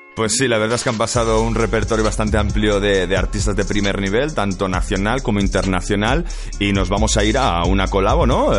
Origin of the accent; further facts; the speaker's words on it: Mallorca, Balearic Islands, Spain; somos de Mallorca